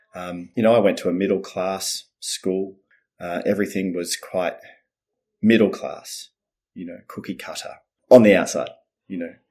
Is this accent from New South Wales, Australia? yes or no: no; Melbourne, Victoria, Australia; also born or lived in Netherlands; then they moved to Melbourne, Australia.